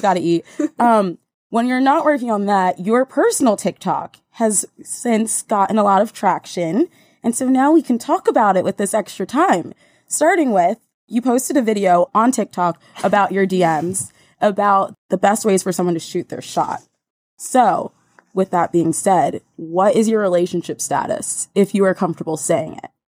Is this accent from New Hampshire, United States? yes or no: no; New Jersey, United States; now in New York, United States; my hometown in Jersey